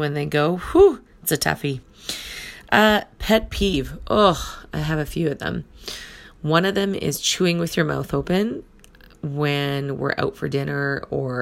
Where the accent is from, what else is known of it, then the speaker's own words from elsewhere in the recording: Thunder Bay, Ontario, Canada; also born or lived in Rainy River, Ontario; My hometown is in Thunder Bay, Ontario, Canada. So I am in Northern Ontario. It's a small community of about 120,000 people, and I was born and raised here.